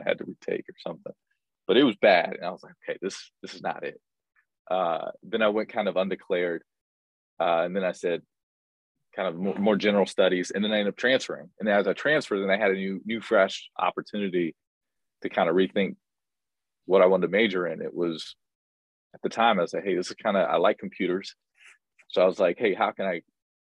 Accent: Indianapolis, Indiana, United States; moved away as an adult; also born or lived in Staten Island, New York / Sioux Falls, South Dakota; born and raised in Indianapolis, Indiana

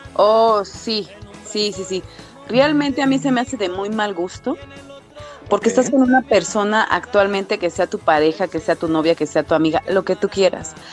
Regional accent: Mexico City, Mexico; Soy de Cuautepec, Barrio Alto, del, del, del norte de la Ciudad de México

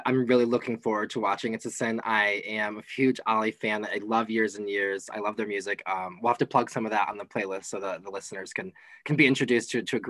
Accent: Midwest, United States; accent: Midwestern; as a Midwesterner, it's kind of making a play on Midwestern culture and our accents.

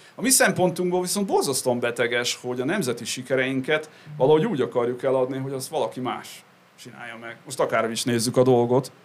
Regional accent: Great Hungarian Plain, Hungary; also born or lived in United States; központú alföldi családban nőttem fel

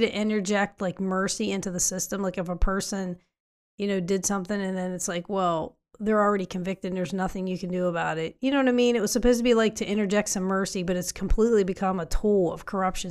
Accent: West Virginia, United States; I'm from West Virginia.

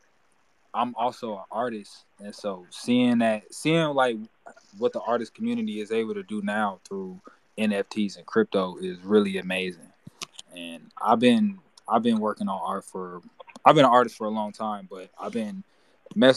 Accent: Gary, Indiana, United States; now in Arizona, United States; I'm originally from Gary, Indiana

